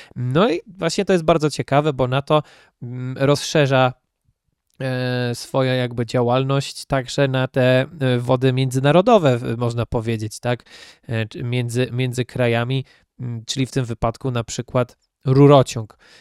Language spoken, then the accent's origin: Polish; Poland; my, Polacy